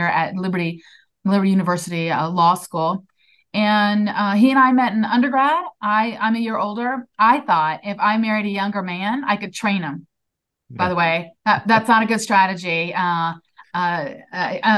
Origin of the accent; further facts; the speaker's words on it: Mexico, Missouri, United States; I was born and raised on a Black Angus cattle ranch in Mexico, Missouri